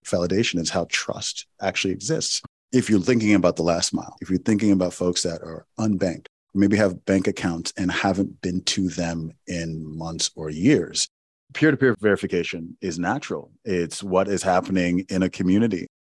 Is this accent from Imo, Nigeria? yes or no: yes; Owerri, Imo, Nigeria; my hometown in Owerri, Nigeria